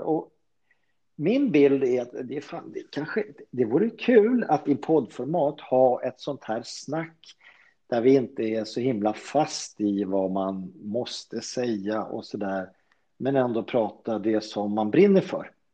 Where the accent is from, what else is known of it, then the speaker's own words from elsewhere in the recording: Solna, Stockholm County, Sweden; also born or lived in Sundbyberg; född och uppväxt i Solna